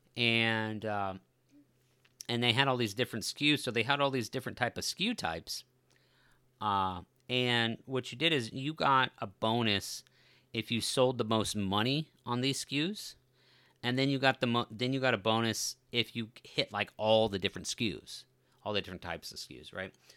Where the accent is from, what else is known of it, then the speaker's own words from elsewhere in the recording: Colorado, United States; when I was growing up in Colorado